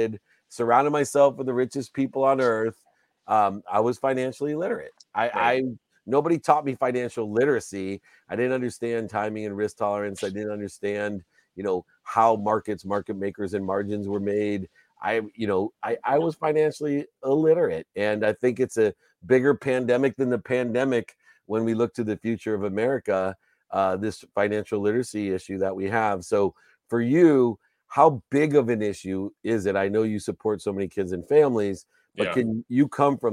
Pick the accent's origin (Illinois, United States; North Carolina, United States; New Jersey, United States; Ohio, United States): Ohio, United States; Akron; now in California, United States; my hometown of Akron, Ohio